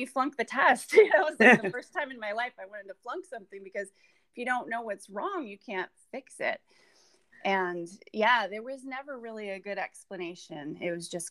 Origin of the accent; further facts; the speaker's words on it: California, United States; I come from California. Had a pretty normal life